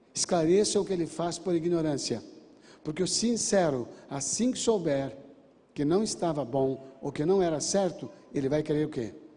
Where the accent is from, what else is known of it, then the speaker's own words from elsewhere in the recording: Brazil; Eu sou brasileiro nato.